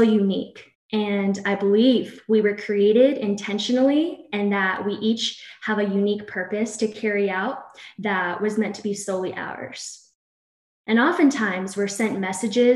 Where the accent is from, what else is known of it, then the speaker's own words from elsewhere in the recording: Princeton, New Jersey, United States; also born or lived in Greenville, South Carolina; now in Gainesville, United States; I'm from Princeton, New Jersey